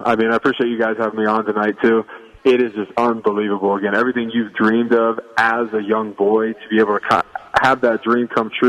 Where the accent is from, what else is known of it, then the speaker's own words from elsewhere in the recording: Ohio, United States; You're staying in Ohio. I was raised in Ohio. I went to Ohio State. So there's a huge sense of pride.